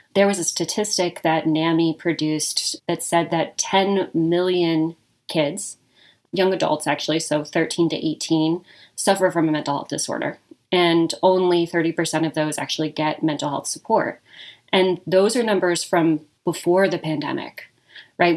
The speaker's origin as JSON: {"language": "English", "town": "Reno", "region": "Nevada", "country": "United States", "tie": "born or raised there", "also_born_or_lived": "Bay Area", "moved": "as an adult", "lives_now": "Las Vegas, United States", "said": "I am born and raised in Reno. I am a Nevada person, born and bred."}